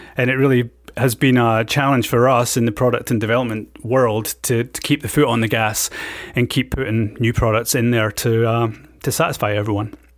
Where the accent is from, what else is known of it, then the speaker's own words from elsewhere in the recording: Scotland, United Kingdom; moved away; I was, um, born and brought up in Scotland